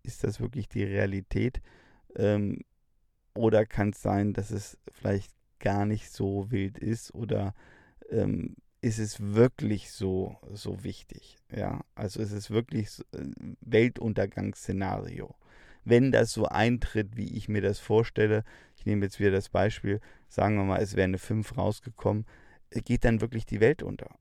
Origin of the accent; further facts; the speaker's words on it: Bavaria, Germany; bei uns in Bayern